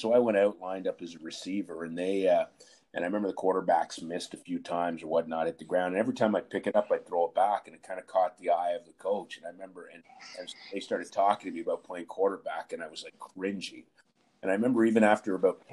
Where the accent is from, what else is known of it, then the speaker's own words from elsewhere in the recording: Ottawa, Ontario, Canada; also born or lived in Montreal; I'm originally from Montreal, but I grew up in Ottawa